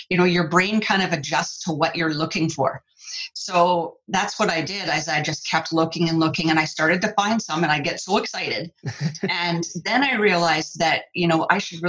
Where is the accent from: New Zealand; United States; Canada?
Canada; also born or lived in Vancouver Island, British Columbia; I'm from Canada, I live on Vancouver Island in British Columbia